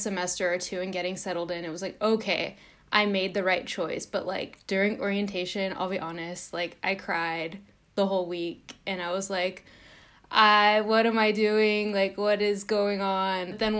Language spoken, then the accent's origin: English; Downey, California, United States; I'm a senior screenwriting major, and I'm from Downey, California, which is near LA.